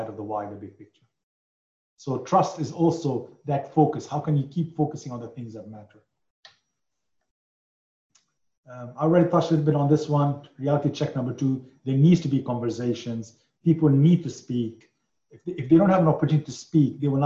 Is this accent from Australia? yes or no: no; Lebanon; moved away; I come from Lebanon